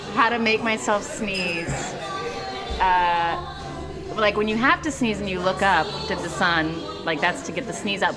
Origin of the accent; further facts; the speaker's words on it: Charleston, West Virginia, United States; moved away as an adult; now in New York, United States; It was a wonderful place to grow up, and I love it.